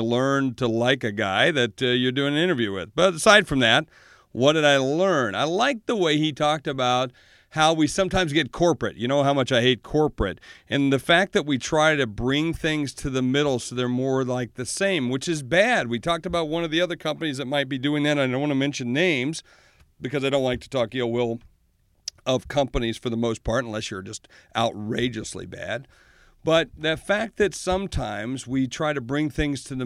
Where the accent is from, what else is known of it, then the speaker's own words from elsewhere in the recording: Sioux Falls, South Dakota, United States; Sioux Falls, South Dakota, my hometown